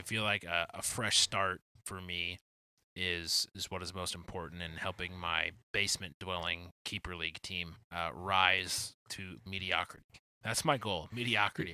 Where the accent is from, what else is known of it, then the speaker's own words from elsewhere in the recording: Detroit, Michigan, United States; I'm supporting my hometown team